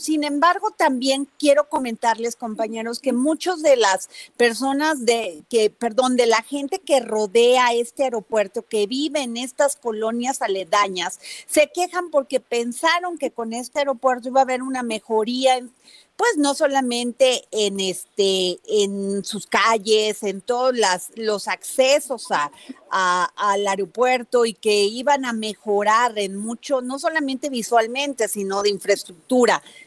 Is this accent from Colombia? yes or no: no; Mexico